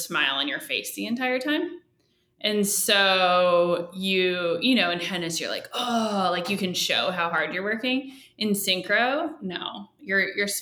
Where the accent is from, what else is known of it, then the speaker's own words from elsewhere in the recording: Phoenix, Arizona, United States; I grew up in Phoenix and it's really hot there.